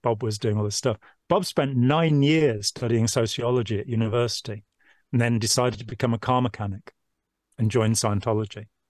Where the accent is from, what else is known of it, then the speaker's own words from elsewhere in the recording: Lichfield, West Midlands, United Kingdom; now in Nottingham, United Kingdom; I grew up in Lichfield in Staffordshire, 40, 50 miles away